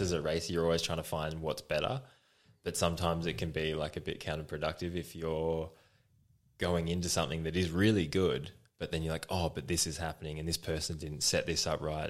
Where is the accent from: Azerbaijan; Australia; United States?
Australia; I'm from Australia